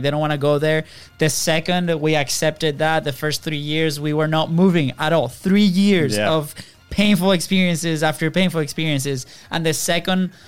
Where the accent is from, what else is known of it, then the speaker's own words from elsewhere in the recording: Venezuela; moved away; we're coming from Venezuela